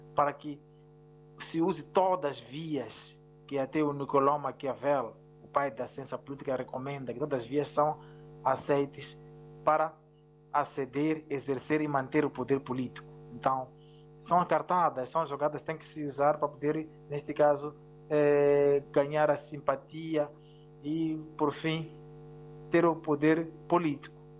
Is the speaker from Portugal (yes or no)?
no; Mozambique; em relação ao meu país, Moçambique